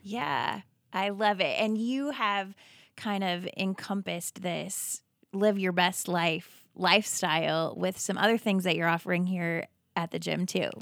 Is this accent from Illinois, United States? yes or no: no; Iowa, United States; We are both Iowa